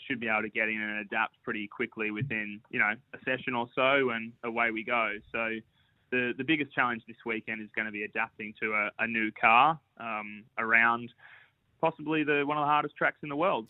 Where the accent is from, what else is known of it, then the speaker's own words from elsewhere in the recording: Central Coast, New South Wales, Australia; my hometown Central Coast